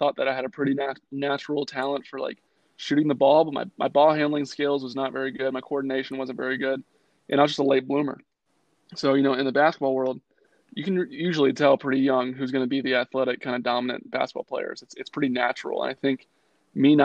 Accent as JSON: {"language": "English", "town": "Charlotte", "region": "North Carolina", "country": "United States", "tie": "born or raised there", "said": "in North Carolina, where I grew up in Charlotte, summer league is like super, super important"}